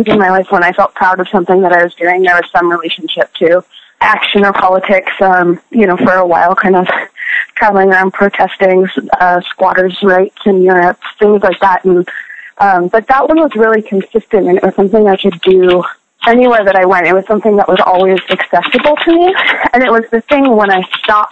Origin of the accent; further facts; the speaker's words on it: San Francisco, California, United States; when I was 16, 17 years old, growing up in San Francisco